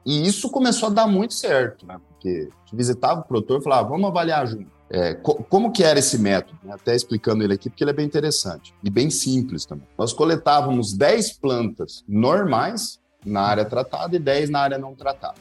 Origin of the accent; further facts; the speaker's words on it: Campo Grande, Mato Grosso do Sul, Brazil; moved away as an adult; also born or lived in Itapeva, São Paulo / Dourados, Mato Grosso do Sul; now in Cascavel, Brazil; Eu sou de Campo Grande, Mato Grosso do Sul